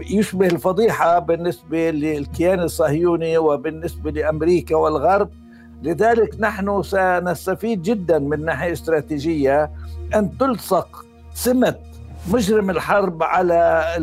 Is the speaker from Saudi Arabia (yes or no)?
no; Palestine; إحنا في حالة جيدة جداً كفلسطينيين